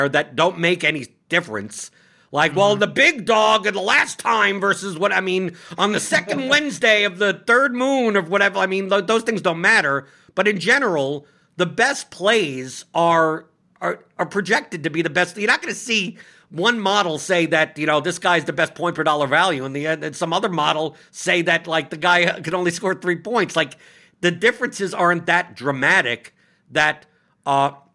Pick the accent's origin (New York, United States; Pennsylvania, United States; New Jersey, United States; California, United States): New York, United States; I'm from New York, so I speak very bluntly and honestly.